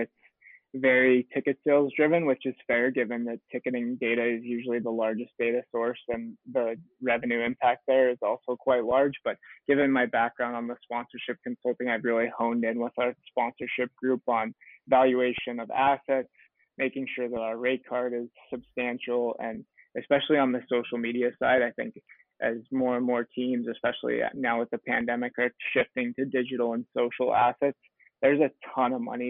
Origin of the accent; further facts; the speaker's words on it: Michigan, United States; moved away as an adult; also born or lived in San Diego, United States; now in Phoenix, United States; I grew up in Michigan, went to grad school at San Diego State